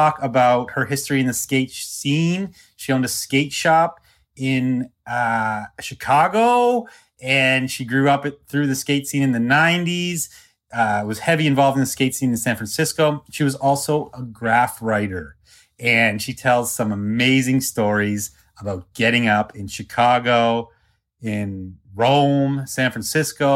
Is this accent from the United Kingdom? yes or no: no; Canada; I'm like small town Canadian guy